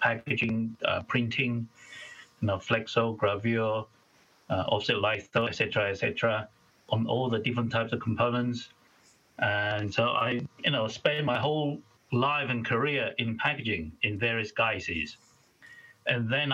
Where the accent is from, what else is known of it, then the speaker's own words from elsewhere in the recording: Malaysia; moved away as an adult; now in United Kingdom; I was born in a little state, well, quite a big state, actually, in Malaysia, on the world's third largest island called Borneo